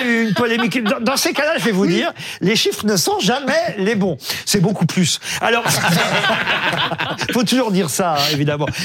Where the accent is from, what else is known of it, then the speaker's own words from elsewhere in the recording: France; chez nous en France